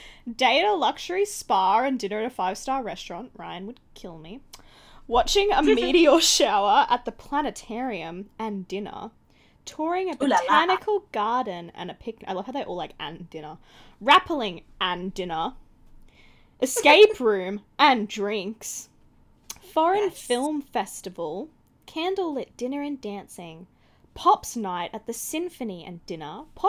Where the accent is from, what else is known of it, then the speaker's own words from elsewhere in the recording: Australia; I'm Australian and supposedly we all love the beach.